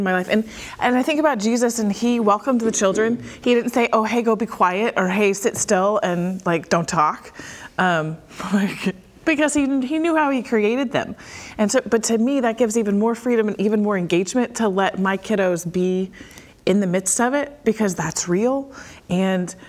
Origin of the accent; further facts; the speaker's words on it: the South, United States; growing up in the South